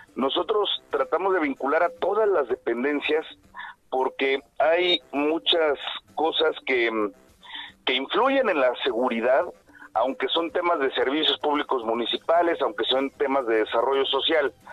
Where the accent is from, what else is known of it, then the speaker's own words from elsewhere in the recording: Querétaro, Mexico; also born or lived in Mexico City; Yo soy queretano, nacido queretano